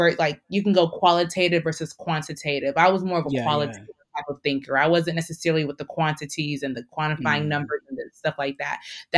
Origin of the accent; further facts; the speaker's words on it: Nigeria; I think that being Nigerian also has helped me with the tough skin